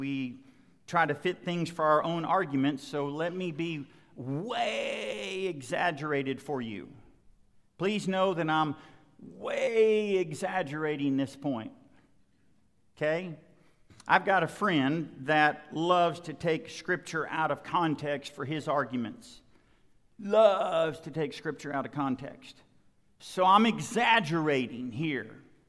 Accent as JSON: {"language": "English", "region": "Western Oklahoma", "country": "United States", "tie": "born or raised there", "said": "when I was growing up in Western Oklahoma, we didn't talk much about the Holy Spirit."}